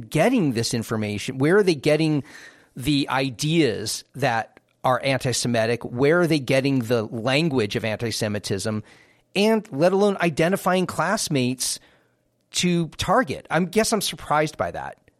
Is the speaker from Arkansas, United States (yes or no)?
no; Northern California, United States; moved away; also born or lived in Twin Cities, Minnesota / Brooklyn; when I was raised in Northern California, when I lived in the Twin Cities in Minnesota